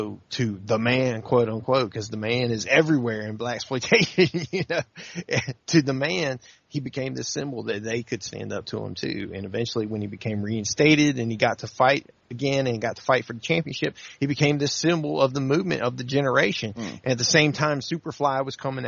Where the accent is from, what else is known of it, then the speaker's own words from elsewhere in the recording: Mississippi Delta, United States; now in North Carolina, United States; I'm from real Mississippi